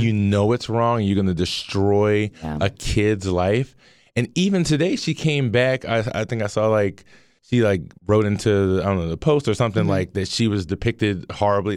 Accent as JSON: {"language": "English", "town": "Baltimore", "region": "Maryland", "country": "United States", "tie": "born or raised there", "said": "as a black man growing up in Baltimore"}